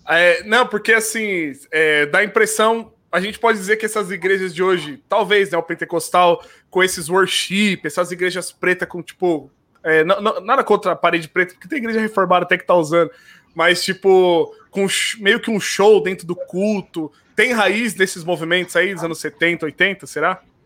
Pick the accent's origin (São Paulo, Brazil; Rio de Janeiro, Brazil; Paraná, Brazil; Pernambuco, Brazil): São Paulo, Brazil; moved away as an adult; also born or lived in Rio Grande do Sul; eu sou natural de São Paulo. São Paulo. Natural de São Paulo